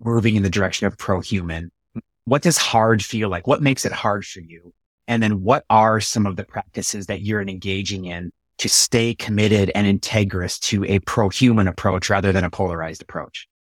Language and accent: English; United States; I'm a U S American